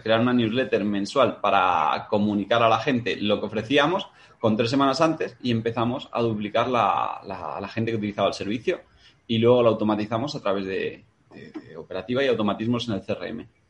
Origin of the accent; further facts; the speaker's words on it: Madrid, Community of Madrid, Spain; also born or lived in Matapozuelos; madrileño, 33